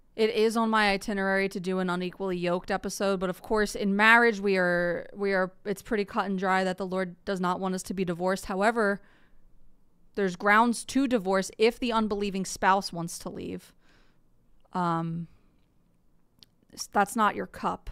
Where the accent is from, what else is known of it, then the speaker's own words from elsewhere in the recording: outside of Philadelphia, Pennsylvania, United States; now in Tennessee, United States; I live in Tennessee, but I am from outside of Philadelphia, Pennsylvania.